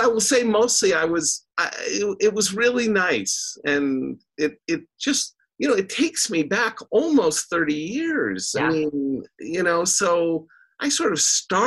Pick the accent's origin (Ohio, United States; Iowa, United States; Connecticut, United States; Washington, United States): Washington, United States; Vancouver; I was raised in Vancouver. It was a really nice place. It was small townish.